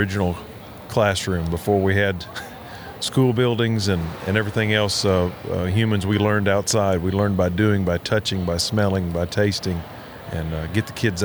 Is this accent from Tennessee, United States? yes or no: yes; Henry County, Tennessee, United States; I grew up in Henry County, Tennessee, right down the road from Discovery Park here